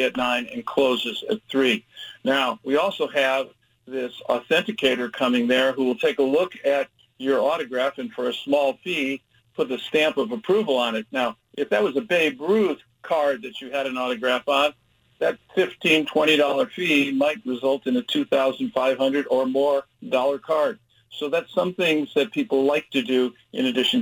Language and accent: English; Chicago, Illinois, United States; now in Oregon, United States; I grew up in Chicago